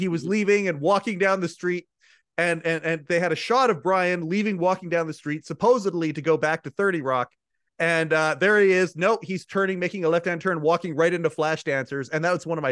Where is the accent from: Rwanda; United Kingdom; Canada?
Canada; I'm a Canadian, but we had all the American feeds up here, of course, growing up